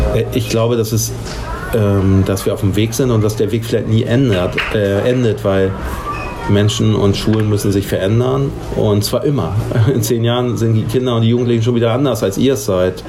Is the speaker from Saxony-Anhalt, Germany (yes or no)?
no; Hamburg, Germany; ich komme aus Barmbek